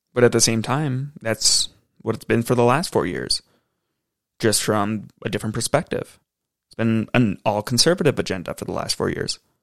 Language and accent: English; United States; as an American